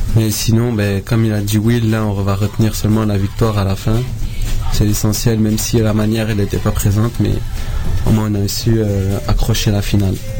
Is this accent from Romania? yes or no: no; France; moved away; je viens de là-bas